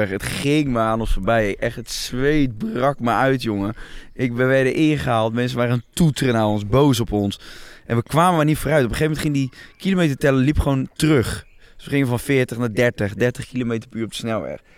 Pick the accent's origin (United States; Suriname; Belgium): Belgium; West Flanders